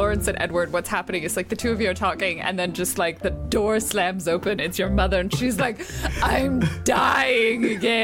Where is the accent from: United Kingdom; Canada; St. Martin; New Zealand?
United Kingdom; England; The town that I grew up in England had a series of row houses that were specifically lace maker houses.